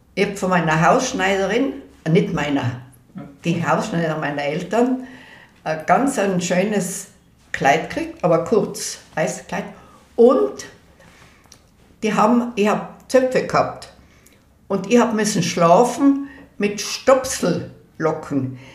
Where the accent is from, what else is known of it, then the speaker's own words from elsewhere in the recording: Innsbruck, Tyrol, Austria; Und dann sind wir aufgewachsen in der Höttingerau 24